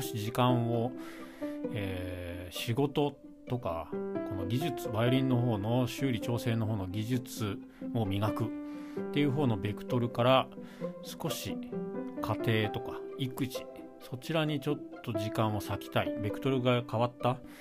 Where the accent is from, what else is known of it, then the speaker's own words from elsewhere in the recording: Shizuoka, Japan; moved away; 地元が静岡なので実家地元